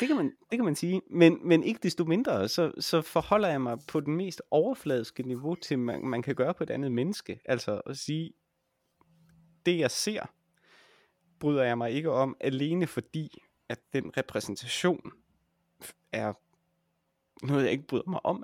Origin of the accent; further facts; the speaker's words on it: Jutland, Denmark; jeg er jo også fra Jylland